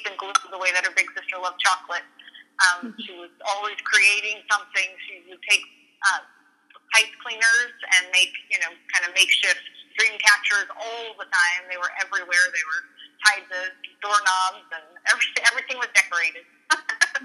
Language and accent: English; Thousand Oaks, California, United States; also born or lived in Los Angeles / Hollywood / Orange County; I was born at UCLA Hospital. I grew up in Thousand Oaks